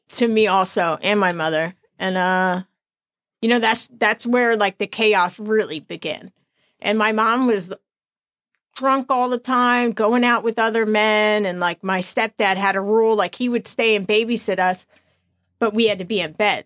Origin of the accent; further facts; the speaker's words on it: New Jersey, United States; also born or lived in Florida; I was born up here in New Jersey.